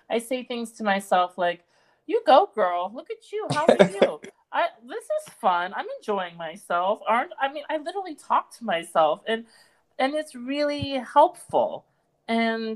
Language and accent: English; East Coast, United States; moved away as an adult; also born or lived in London; I grew up in America and I'm American, and I grew up in major, you know, East Coast cities